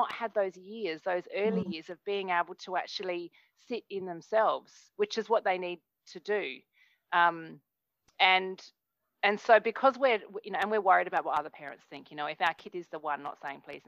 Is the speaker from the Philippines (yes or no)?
no; Australia; moved away; I'm from Australia, but I'm not in Australia at the moment.